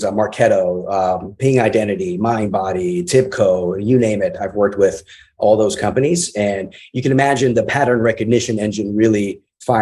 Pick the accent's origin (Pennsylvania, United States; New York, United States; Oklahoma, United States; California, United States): New York, United States; New York City; I grew up with hip hop in my early days growing up in the Bronx